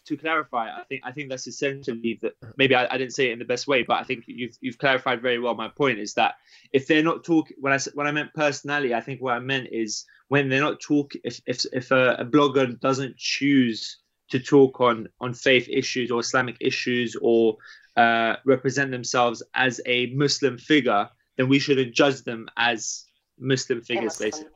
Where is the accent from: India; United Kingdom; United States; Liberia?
United Kingdom; growing up in the UK